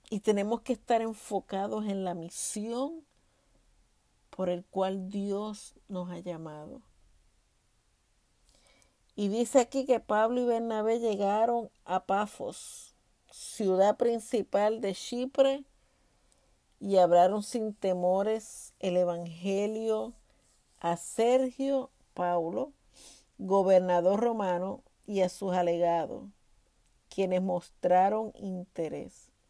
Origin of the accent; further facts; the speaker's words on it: Puerto Rico; now in Texas, United States; Y yo vine de Puerto Rico prácticamente huyéndole a ese ministerio y llego aquí a Texas